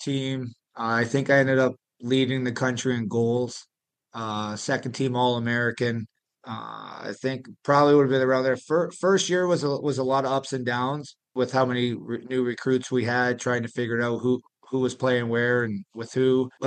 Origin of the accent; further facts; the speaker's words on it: Dunnville, Ontario, Canada; moved away as an adult; also born or lived in Thorold; now in Aston, United States; growing up in Canada